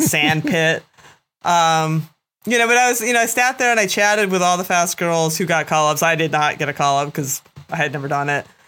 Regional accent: East Coast, United States; I am born and bred in the East Coast and have spent a lot of time racing and riding and training here

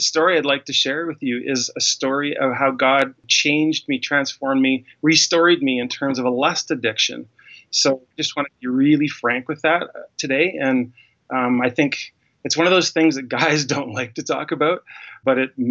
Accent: Winnipeg, Manitoba, Canada; now in Calgary, Canada; I grew up in Winnipeg, Manitoba, in the middle of Canada

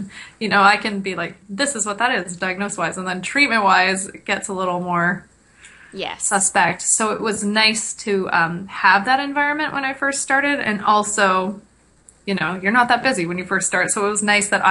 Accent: Kingston, Ontario, Canada; now in Ottawa, Canada; I'm from Kingston

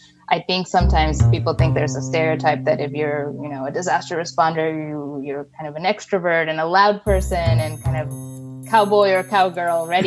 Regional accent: Mexico City, Mexico; moved away as an adult; also born or lived in Rochester, United States; my sisters and I were born and raised in Mexico City. That's where I spent the bulk of my childhood

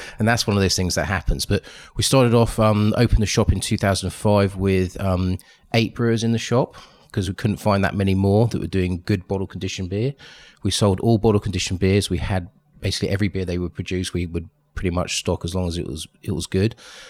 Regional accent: Twickenham, London, United Kingdom; also born or lived in Canada; I grew up in the Twickenham area.

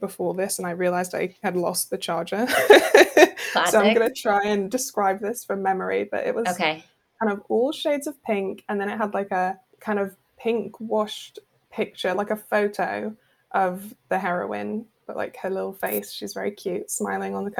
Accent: United Kingdom; a British reader

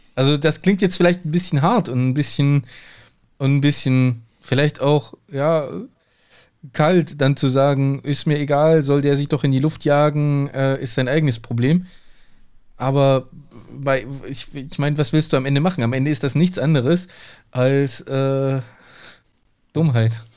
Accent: a village near Hechingen, Baden-Württemberg, Germany; now in Cologne, Germany; Bei uns, wo ich aufgewachsen bin, auf dem Dorf

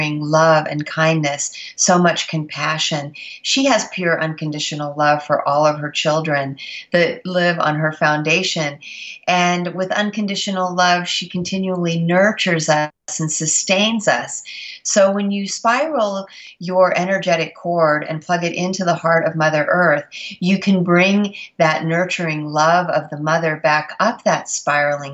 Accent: Mount Shasta, California, United States; growing up in the area of Mount Shasta

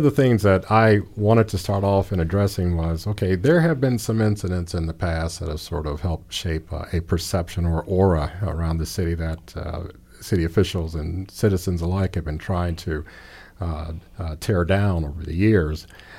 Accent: Gary, Indiana, United States; the irony to me and Chief James, William, and myself, we hail from Gary, Indiana, and we could talk about perceptions of cities.

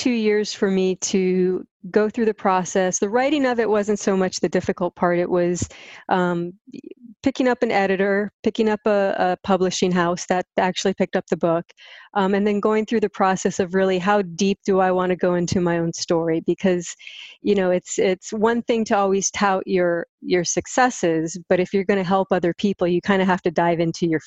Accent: Hawaii, United States; moved away as an adult; also born or lived in US mainland; I'm born and raised in Hawaii. Came back here about 3 years ago after being stuck on the mainland for about 18 years.

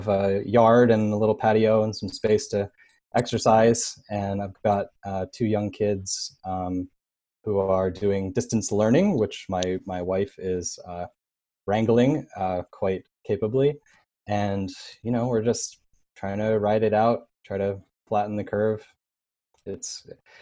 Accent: New York City, New York, United States; moved away as an adult; now in New Jersey, United States; I'm still a New Yorker. I grew up in the city

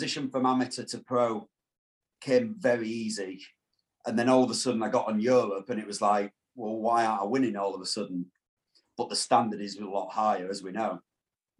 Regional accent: Yorkshire and the Humber, United Kingdom; I'm a Yorkshire boy.

